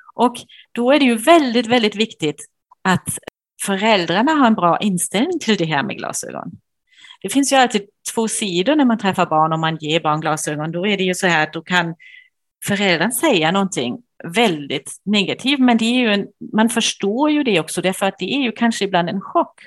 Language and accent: Swedish; Germany; Swedish is a second language; moved away as an adult; now in Sweden; jag är tysk som man kanske kan höra